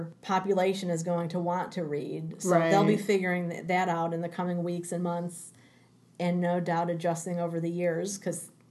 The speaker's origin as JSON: {"language": "English", "town": "Chicago", "region": "Illinois", "country": "United States", "tie": "born or raised there", "said": "I grew up in Chicago"}